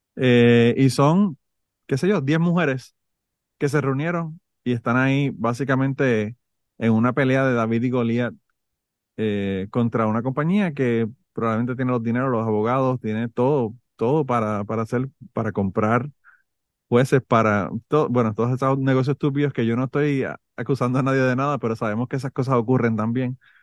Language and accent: Spanish; Puerto Rico; moved away; yo soy de Puerto Rico